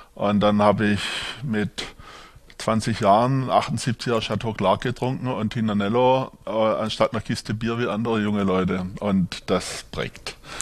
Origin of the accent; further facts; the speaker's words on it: Swabia, Germany; accent: Swabian; moved away as an adult; also born or lived in Markgräflerland / Franconia; now in Würzburg, Germany; Ich bin hier jetzt zu Hause als gebürtiger Schwabe, wie man hört